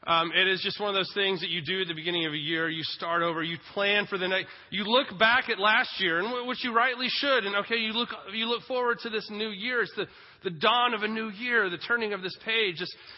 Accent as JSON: {"language": "English", "region": "Texas", "country": "United States", "said": "Son, we're Jewish and from Texas."}